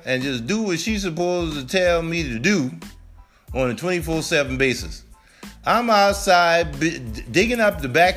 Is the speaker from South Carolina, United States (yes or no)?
yes; Charleston, South Carolina, United States; I'm from Charleston, South Carolina